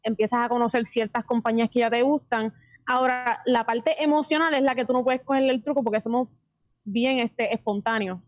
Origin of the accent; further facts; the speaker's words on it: Puerto Rico; somos puertorriqueños